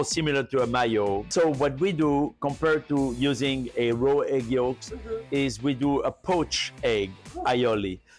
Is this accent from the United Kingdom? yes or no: no; France; moved away; I grew up in a very soulful region for food in France